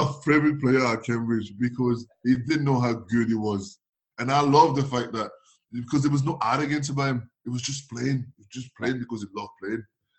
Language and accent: English; Nantes, Pays de la Loire, France; I'm from Nantes, where we play on the feet, like.